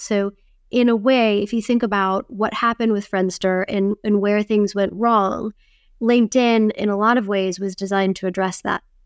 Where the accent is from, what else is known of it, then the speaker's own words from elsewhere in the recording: Wisconsin, United States; I grew up in Wisconsin where it was very, very icy and cold in the winter.